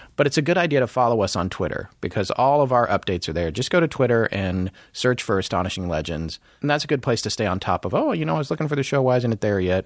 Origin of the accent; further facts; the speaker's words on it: the South, United States; accent: Southern; my Southern accent's gonna be a little dialed up